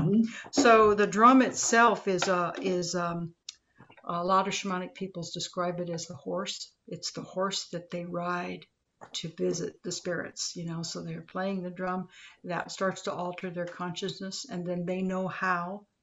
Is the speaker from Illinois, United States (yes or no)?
no; Los Angeles, California, United States; I grew up in Los Angeles